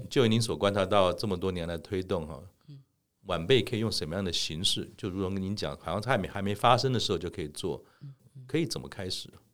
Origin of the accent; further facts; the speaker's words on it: Keelung, Taiwan; 我从小在基隆长大，呃，那个时候呢，基隆我们就住在半山腰上面，其实还算是一个相对怎么讲，还没有那么都市化的地方